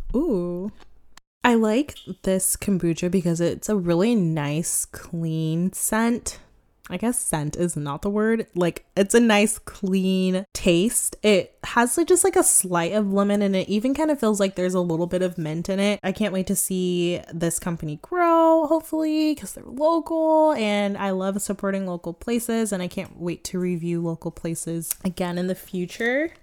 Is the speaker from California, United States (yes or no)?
yes; Sacramento, California, United States; born or raised there